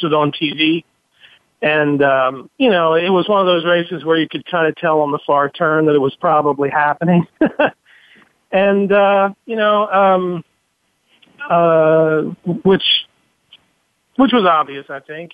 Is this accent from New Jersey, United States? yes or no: yes; New Jersey, United States; I'm from South Jersey. I, you know, was raised about three quarters of an hour from the place